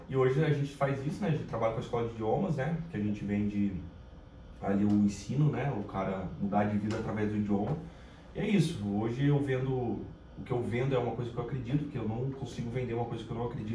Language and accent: Portuguese; Caçapava, São Paulo, Brazil; accent: paulista; moved away as an adult; now in Rio de Janeiro, Brazil; E eu sou de São Paulo, né? Da capital. É, quando eu fui criança, fui pro interior de, de São Paulo, principalmente Caçapava